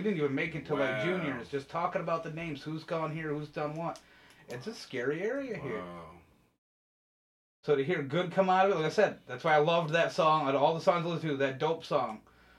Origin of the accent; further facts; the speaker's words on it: Queensbury, New York, United States; We're from Queensbury, you know, uppity town.